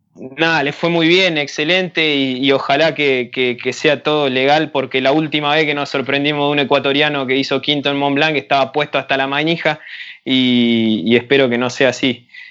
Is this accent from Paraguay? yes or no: no; Argentina; soy de Argentina